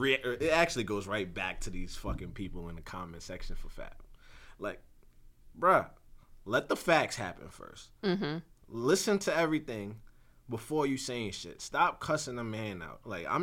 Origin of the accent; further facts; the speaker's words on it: New York City, New York, United States; I'm from Brooklyn.